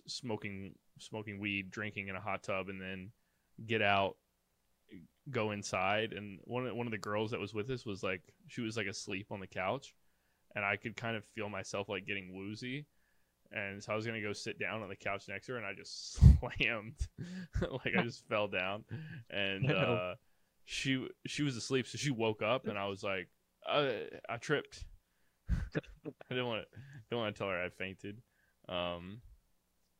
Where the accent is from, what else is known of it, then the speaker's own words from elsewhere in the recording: North Carolina, United States; I'm from North Carolina